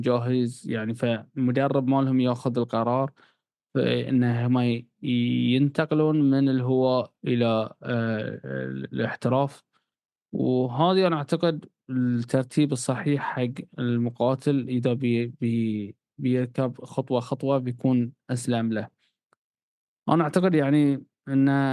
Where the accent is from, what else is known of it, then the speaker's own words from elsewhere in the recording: Bahrain; إحنا عندنا في البحرين